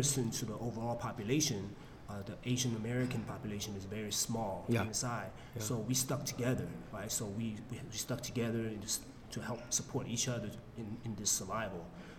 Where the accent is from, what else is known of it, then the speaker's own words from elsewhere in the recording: Guangzhou, Guangdong, China; moved away; I was born and raised there in Guangzhou